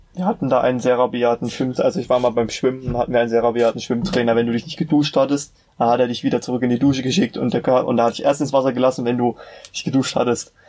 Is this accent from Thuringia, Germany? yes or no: yes; Meiningen, Thuringia, Germany; Ich komme aus der wunderbaren Stadt Meiningen, die wahrscheinlich kaum ein Mensch kennen wird